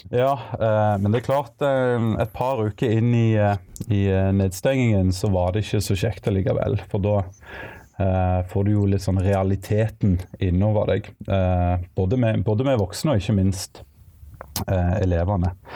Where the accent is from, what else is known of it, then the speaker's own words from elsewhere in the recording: Egersund, Rogaland, Norway; moved away as an adult; also born or lived in Bergen; now in Stavanger, Norway; Jeg er opprinnelig fra Egersund, men nå er jeg bosatt i, eh, i Stavanger